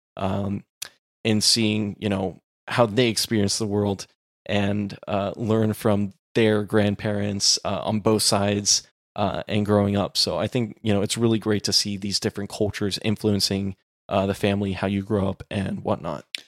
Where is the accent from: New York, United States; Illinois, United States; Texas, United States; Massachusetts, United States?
Texas, United States; growing up in Texas